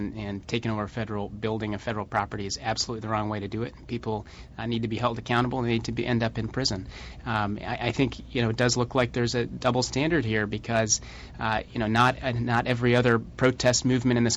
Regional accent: Colorado Springs, Colorado, United States; I'm from Colorado, I hiked and, you know, and around Pikes Peak and spent a lot of time in the outdoors there. And one of the great things about growing up in Colorado Springs

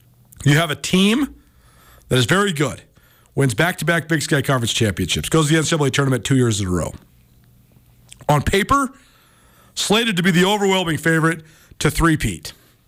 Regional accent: Missoula, Montana, United States; also born or lived in Bozeman; people that I grew up with here in Missoula, people that I've known in between living in Missoula and Bozeman

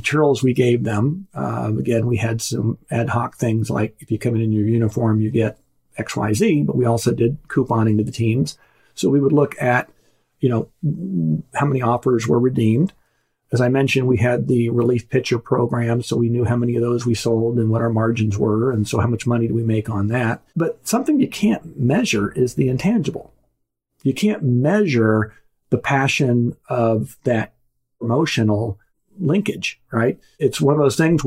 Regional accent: Wichita, Kansas, United States; growing up in Wichita, actually, Friday night was Pizza Hut night

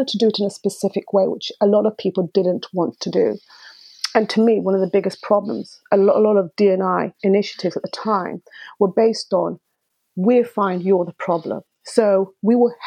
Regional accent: Dar es Salaam, Tanzania; now in United Kingdom; I was born in Dar es Salaam, East Africa, and Tanzania, East Africa

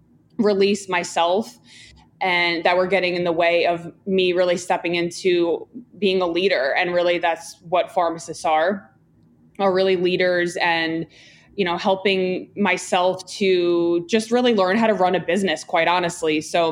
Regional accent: Long Island, New York, United States; I grew up in Long Island. My dad had a pharmacy and I worked with him for, you know, about 10 years.

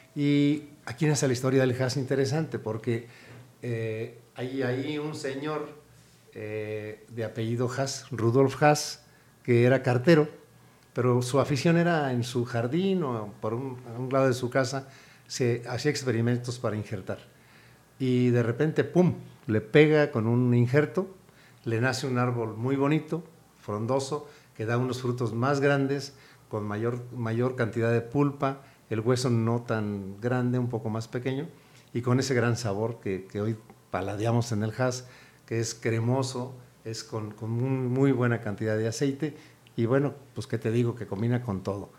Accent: Mexico

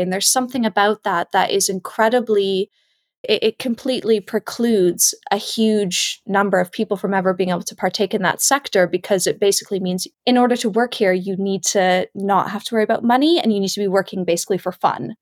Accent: Canada; now in Perth, United Kingdom; I'm originally from Canada

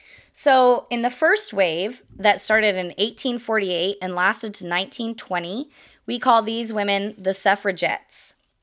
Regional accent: Midwest, United States; I grew up in the Midwest, a couple different states in the Midwest, but always in the Midwest.

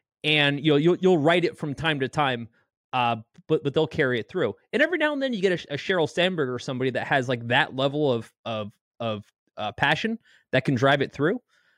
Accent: Canada; I'm a Canadian model.

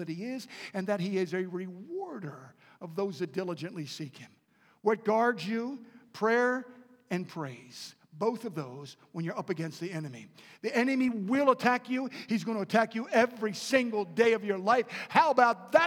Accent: Baltimore, Maryland, United States; I was raised in Baltimore and right outside the city

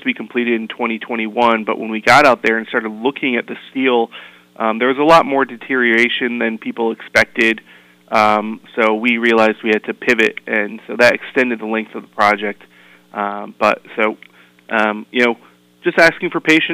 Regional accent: Torrington, Connecticut, United States; also born or lived in Washington, D.C.; I moved back to Connecticut because I grew up in Torrington

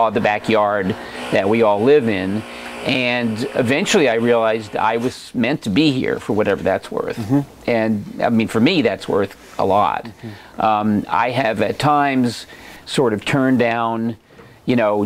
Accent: suburban New Jersey, United States; moved away as an adult; also born or lived in Vermont; now in Oregon, United States; I grew up on the East Coast in suburban New Jersey

